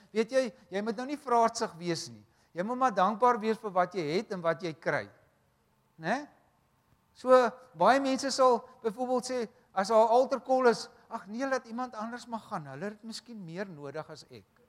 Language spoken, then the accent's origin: Afrikaans; Wellington, Western Cape, South Africa; ons kom uh ons kom van Wellington af maar Wellington en Parel is vir ons een dorp